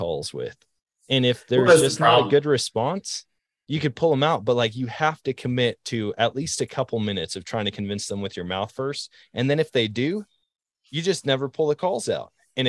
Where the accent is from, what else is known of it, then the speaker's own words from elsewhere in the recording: Eau Claire, Wisconsin, United States; I remember the first gimmicky thing that I ever saw was at Shields in my hometown, Eau Claire, Wisconsin.